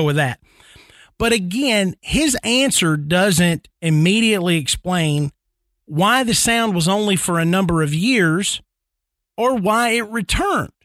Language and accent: English; Nashville, Tennessee, United States; growing up in Nashville